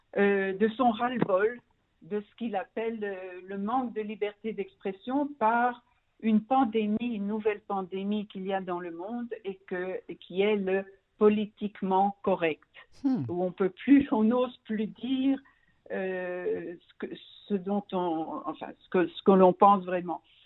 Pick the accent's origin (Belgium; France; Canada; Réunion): Belgium; Brussels, Brussels-Capital Region; moved away as an adult; now in Israel; je suis née et j'ai grandi en Belgique, à Bruxelles